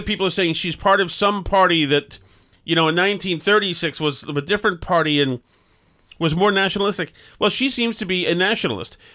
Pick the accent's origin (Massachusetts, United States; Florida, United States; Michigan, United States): Massachusetts, United States; Winchester; I was from Winchester